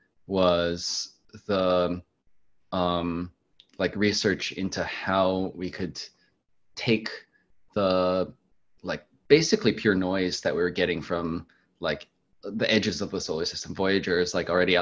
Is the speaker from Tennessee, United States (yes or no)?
no; Maryland, United States; I grew up in Maryland